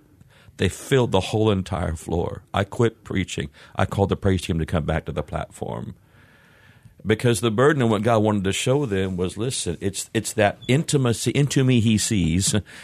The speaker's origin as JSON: {"language": "English", "town": "Springfield", "region": "Missouri", "country": "United States", "tie": "born there", "said": "Kind of all over, really. I was born in Springfield, Missouri. And dad would start or take churches throughout the country, and so we would move off and on."}